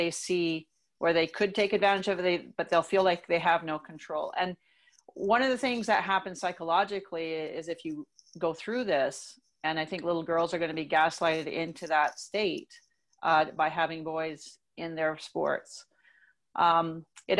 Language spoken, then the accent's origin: English; Canada; moved away as an adult; also born or lived in United States; I was able to go as a Canadian athlete